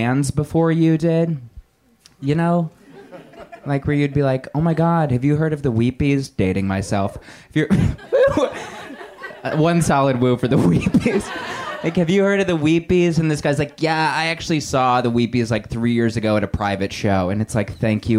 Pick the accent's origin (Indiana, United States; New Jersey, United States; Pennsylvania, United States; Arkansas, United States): Indiana, United States; now in Los Angeles, United States; I'm from Indiana originally.